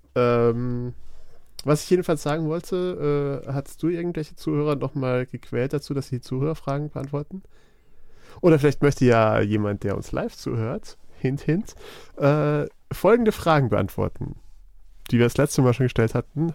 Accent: Black Forest, Baden-Württemberg, Germany; Ich bin ja, ich komme ja aus dem Schwarzwald, vom Land.

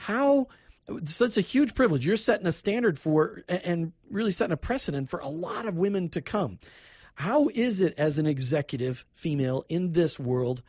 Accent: Minnesota, United States; moved away; also born or lived in Tampa Bay, Florida; I grew up in Minnesota

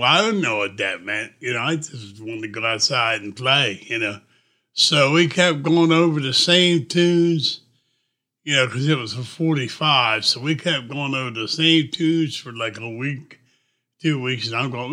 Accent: Wilmington, Delaware, United States; I was born in Biden country

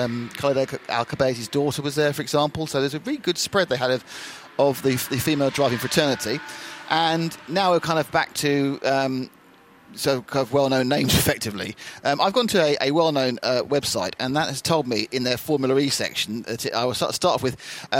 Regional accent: Kent, South East England, United Kingdom; I'm from Kent

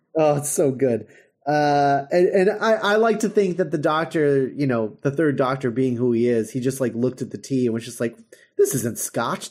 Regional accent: United States; we're, um, automatically dismissed because we're American.

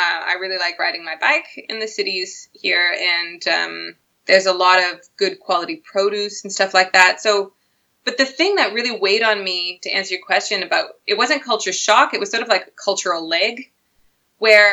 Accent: Canada; moved away as an adult; now in Copenhagen, Denmark; as a Canadian

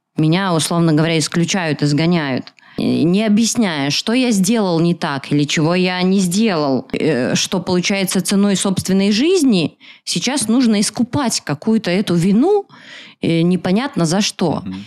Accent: Belarus; сама я белоруска

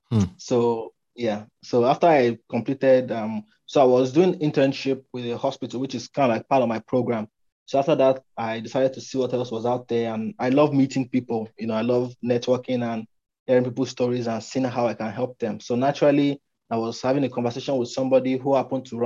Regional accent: Nigeria; I'm from Nigeria, right? And Nigeria is a developing country. And some of the things here don't work

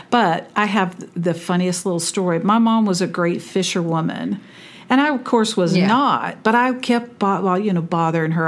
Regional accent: California, United States; also born or lived in Naha, Okinawa, Japan; I grew up in California

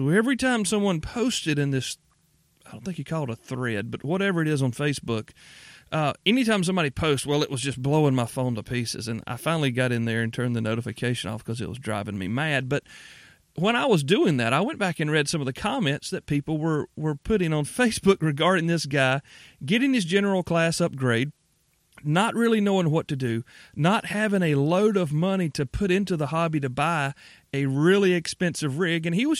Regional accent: the South, United States; I'm from the South. By and large, most Southerners are polite people.

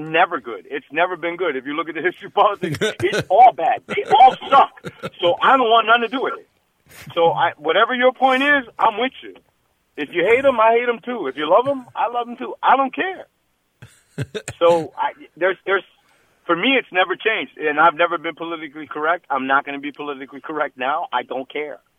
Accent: Chicago, Illinois, United States; moved away as an adult; also born or lived in New York; now in Crown Point, United States; I was born in New York, raised in Chicago, but I live in Crown Point, Indiana now

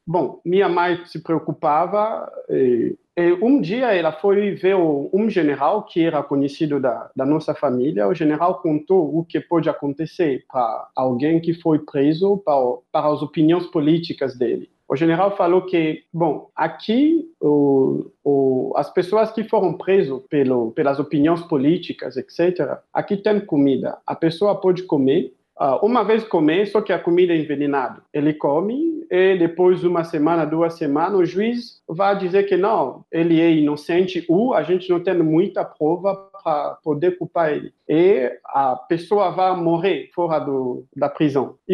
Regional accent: Kinshasa, DR Congo; Portuguese is a second language; also born or lived in Johannesburg, South Africa; now in Brazil; eu, eu nasci no, na República Democrática do Congo, em Kinshasa, que é o capital do Congo. Eu morri uma parte, eu passei minha infância em uh, ah, Joanesburgo e Kinshasa. Minha mãe é sul-africana

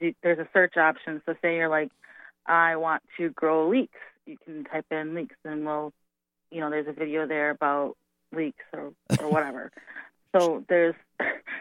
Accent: Milwaukee, Wisconsin, United States; I grew up in Milwaukee, the Milwaukee area.

